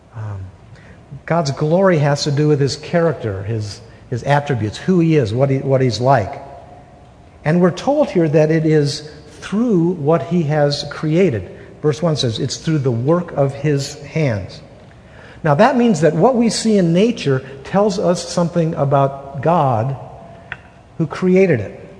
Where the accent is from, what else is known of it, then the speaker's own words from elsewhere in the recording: Wisconsin, United States; moved away as an adult; now in Utah, United States; We're from Wisconsin. We've been married 32 and a half years. We've been in, in Utah for 32 years